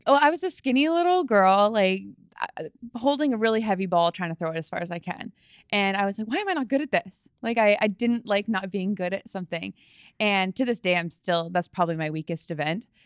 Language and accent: English; Langley, British Columbia, Canada; moved away as an adult; also born or lived in Wisconsin; I grew up in Langley, British Columbia.